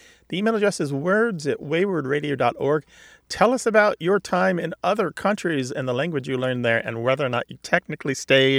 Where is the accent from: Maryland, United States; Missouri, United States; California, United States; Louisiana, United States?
Missouri, United States; Well, growing up in Missouri